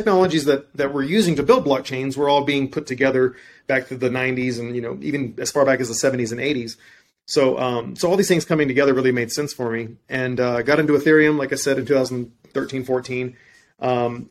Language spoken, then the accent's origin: English; deep South Texas, United States; I was born and raised in Texas, deep South Texas